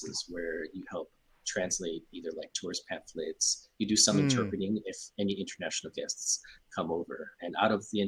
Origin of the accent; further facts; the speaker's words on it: Oahu, Hawaii, United States; moved away as an adult; now in Japan; I grew up in Hawaii